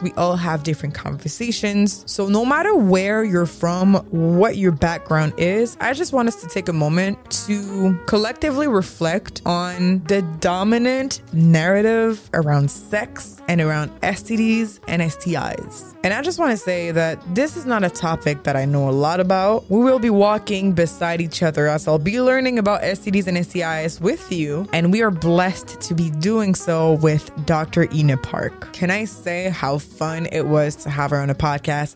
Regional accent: Montreal, Quebec, Canada; Growing up in Montreal in the early two thousands

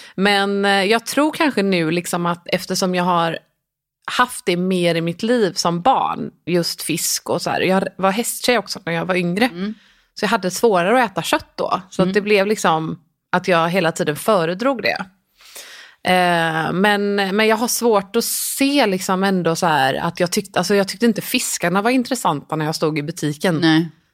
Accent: Gothenburg, Västra Götaland, Sweden; jag är uppvuxen i Göteborg mm. i en liten närort som heter Pixbo

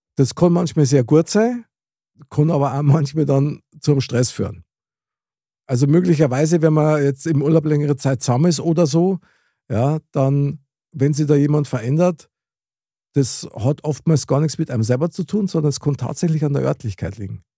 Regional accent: Munich, Bavaria, Germany; accent: Bavarian / Munich dialect; ich spreche ja wirklich sehr gern Mundart, also das heißt Bayerisch oder das Münchnerische halt.

